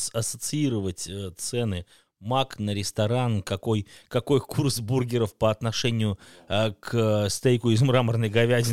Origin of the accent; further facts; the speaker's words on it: Russia; в моем родном городе российском, э, в глубинке